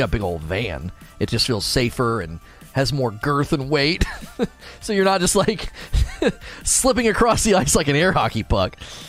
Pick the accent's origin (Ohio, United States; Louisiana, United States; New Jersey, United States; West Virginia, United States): Ohio, United States; Canton; moved away; I grew up in Ohio with the lake effect snow, moved to Texas. They have no clue how to drive in the snow. Oh, you did? I grew up in Canton, Ohio.